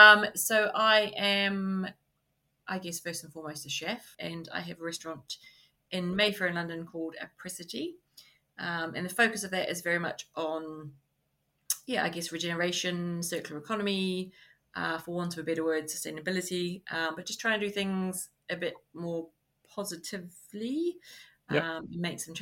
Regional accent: New Zealand; moved away as an adult; From New Zealand.

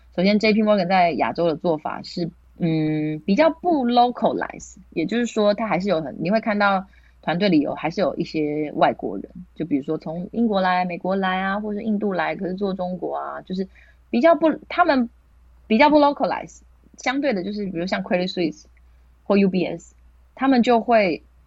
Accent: Taiwan; moved away as an adult; also born or lived in Hong Kong; 只有我是台湾人

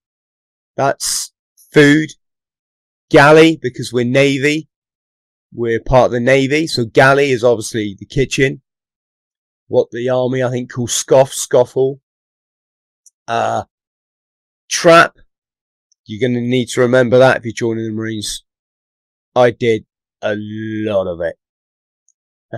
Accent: the Southwest, South West England, United Kingdom; also born or lived in London; I've lived most of my life in the Southwest

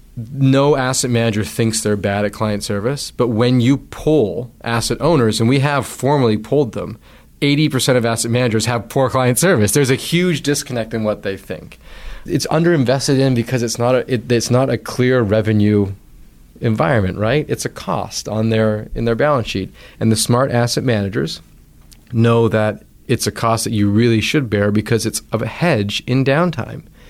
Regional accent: Vancouver Island, British Columbia, Canada; moved away as an adult; also born or lived in United States; I grew up knowing on Vancouver Island.

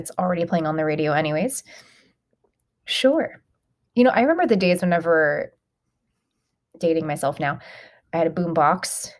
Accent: Atlanta, Georgia, United States; growing up in Atlanta.

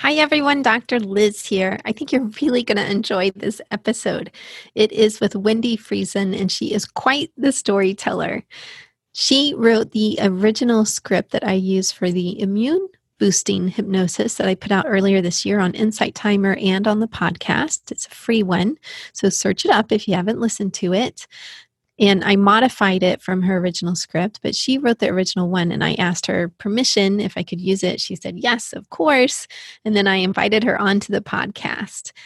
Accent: Texas, United States; that is my home state. That's where I grew up

